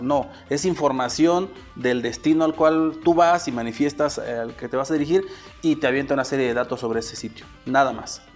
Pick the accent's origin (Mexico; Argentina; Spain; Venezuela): Mexico; soy mexicano